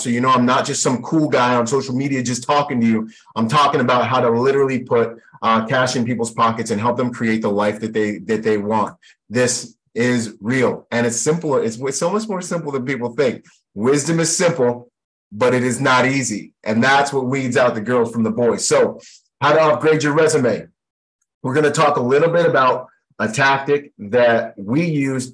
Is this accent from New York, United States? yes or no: no; Washington, United States; also born or lived in Bahamas / Florida; now in Southern California, United States; I grew up in Washington State